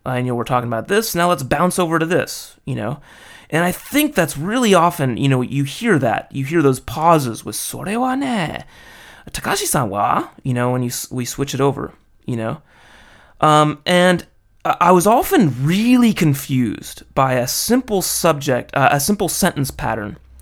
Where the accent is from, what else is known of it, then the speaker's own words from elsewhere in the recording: Los Angeles, California, United States; I'm an American dude from L